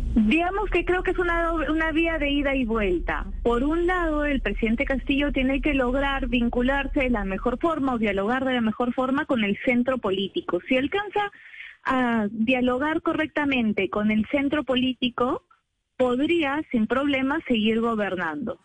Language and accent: Spanish; Peru